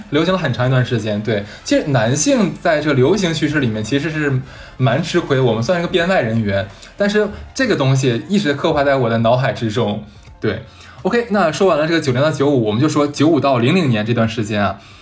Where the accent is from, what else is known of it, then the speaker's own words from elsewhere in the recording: northern China, China; now in Shanghai, China; 就我是北方人嘛